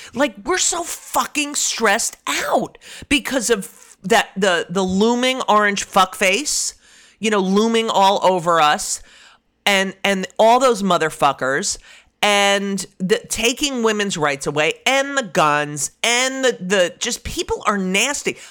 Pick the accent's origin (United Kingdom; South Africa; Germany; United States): United States; New Jersey; moved away; I didn't have fun growing up in New Jersey